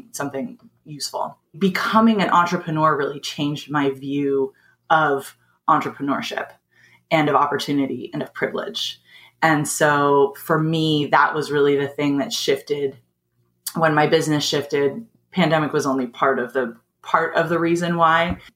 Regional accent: Southern California, United States; also born or lived in East Bay, California; I've lived in Southern California almost like for most of my life

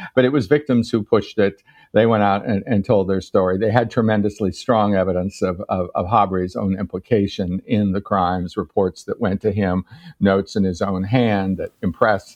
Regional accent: United States; I'm an American

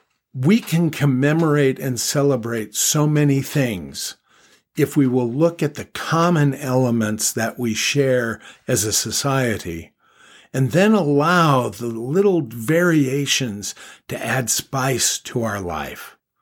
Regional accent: Los Angeles, California, United States; I grew up in Los Angeles, California, and we celebrated American holidays, United States of America holidays.

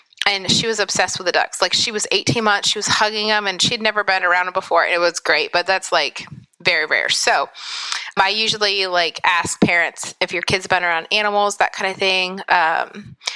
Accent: Pennsylvania, United States; moved away as an adult; now in West Virginia, United States; I live in West Virginia. I grew up in Pennsylvania and then went to college in West Virginia

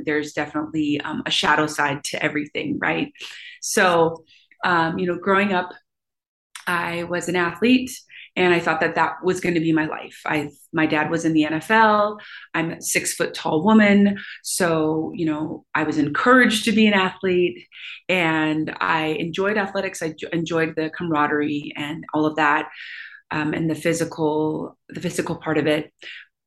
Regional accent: Kailua, Hawaii, United States; moved away as an adult; also born or lived in Portland, Oregon; now in Seattle, United States; I was born and raised in Kailua. It's a small town.

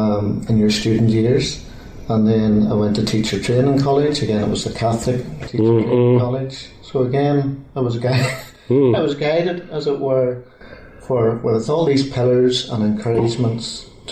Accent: Belfast, Northern Ireland, United Kingdom; I'm born in Belfast as well

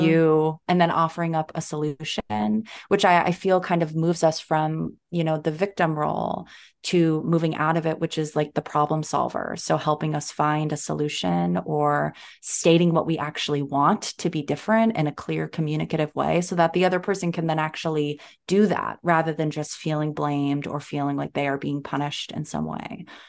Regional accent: New Jersey, United States; I grew up in New Jersey

